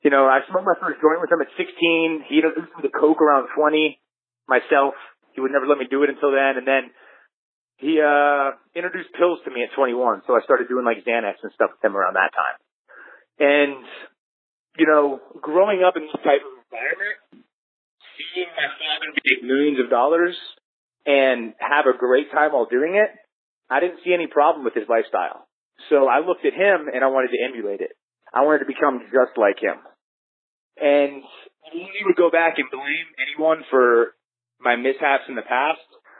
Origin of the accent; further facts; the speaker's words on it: Orlando, Florida, United States; I'm from Orlando, Florida